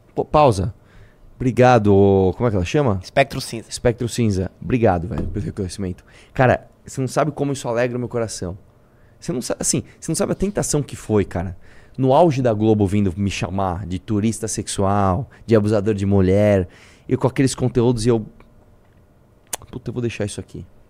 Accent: Brazil

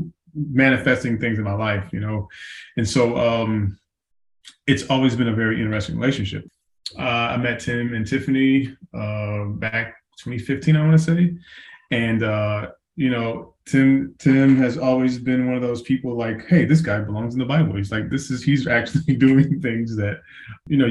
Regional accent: Dallas Fort Worth area, Texas, United States; moved away as an adult; also born or lived in Iraq; now in Murfreesboro, United States; I'm originally from the Dallas Fort Worth area

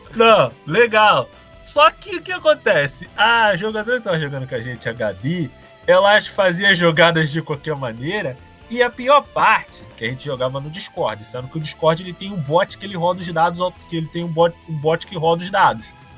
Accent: Rio de Janeiro, Brazil; Eu e o … somos do Rio de Janeiro

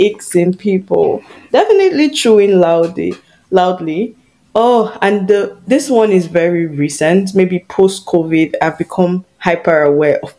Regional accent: Nigeria; moved away as an adult; Being Nigerian

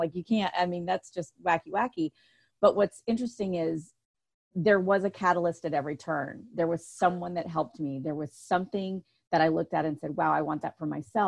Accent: the South, United States; I grew up in the South.

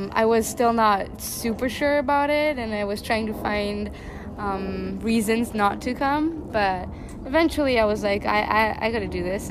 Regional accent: Nagybajcs, Győr-Moson-Sopron, Hungary; moved away as an adult; also born or lived in Switzerland; now in Luxembourg; So I come from a small town in Hungary. It's called Nagybajcs. And I grew up mostly there

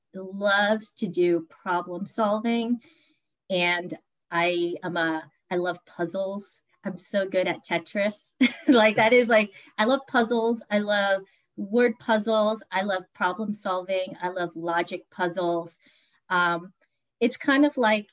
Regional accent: Washington, District of Columbia, United States; I grew up in the Washington, D.C. metro area. I've lived here for most of my life.

